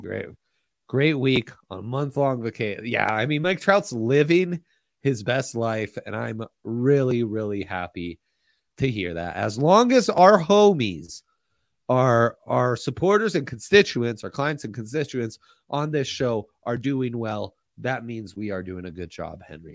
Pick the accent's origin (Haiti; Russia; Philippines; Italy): Italy; moved away; I grew up in Italy.